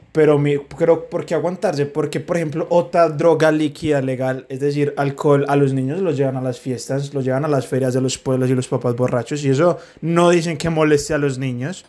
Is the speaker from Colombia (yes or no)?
yes; Medellín, Antioquia, Colombia; Medellín, que somos de Medellín